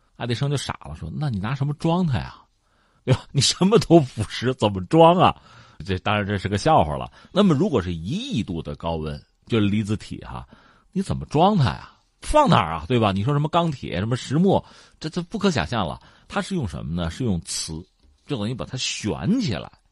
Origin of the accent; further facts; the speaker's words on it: China; 我们中国人